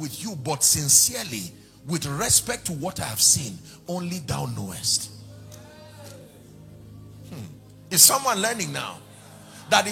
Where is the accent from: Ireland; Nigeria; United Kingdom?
Nigeria; as a Nigerian, as an African, living in this day and this time